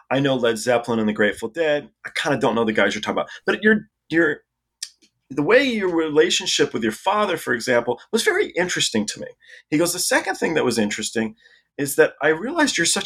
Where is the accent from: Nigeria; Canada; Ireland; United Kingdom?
United Kingdom; England; born there; And my dad was English as well. I was born in England.